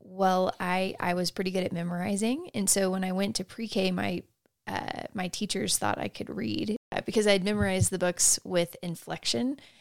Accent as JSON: {"language": "English", "region": "Texas", "country": "United States", "tie": "born or raised there", "said": "growing up in Texas"}